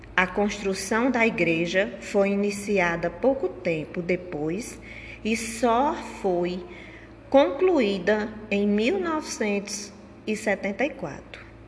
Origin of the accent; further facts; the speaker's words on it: Riacho dos Cavalos, Paraíba, Brazil; Sou natural de Riacho dos Cavalos